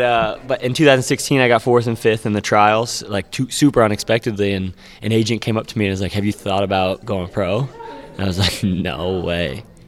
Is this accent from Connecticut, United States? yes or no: no; Pfafftown, North Carolina, United States; also born or lived in Mississippi; I grew up in a tiny town called Pofftown, North Carolina.